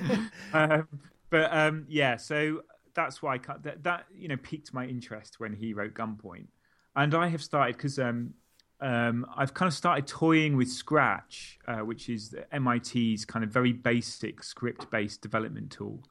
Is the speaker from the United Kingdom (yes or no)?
yes; Stockport, North West England, United Kingdom; also born or lived in Milton Keynes; I was born in Mil-, literally just outside Milton Keynes. We moved to Stockport when I was eight or nine.